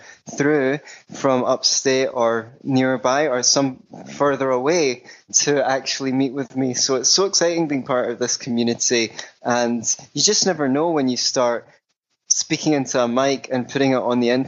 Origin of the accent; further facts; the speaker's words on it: Scotland, United Kingdom; I grew up in Scotland